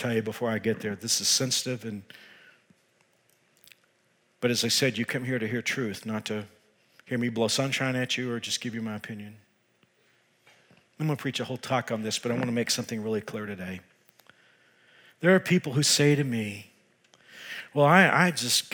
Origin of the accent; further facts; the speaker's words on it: Texas, United States; I am from Texas